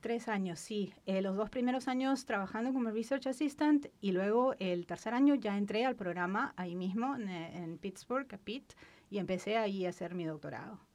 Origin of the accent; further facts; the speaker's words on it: Lima, Peru; moved away as an adult; Yo soy de Lima, la capital del Perú. Nací y mm. crecí ahí, viví casi la mitad de mi vida allá.